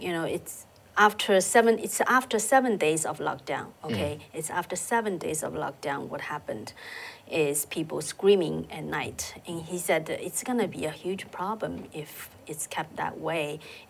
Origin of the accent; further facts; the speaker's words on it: Shanghai, China; moved away; I came from Shanghai. I still have family members in Shanghai.